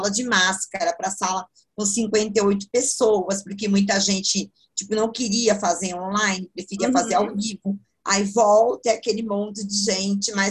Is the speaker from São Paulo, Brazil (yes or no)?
yes; Itanhaém, São Paulo, Brazil; moved away as an adult; Sou de Itanhaém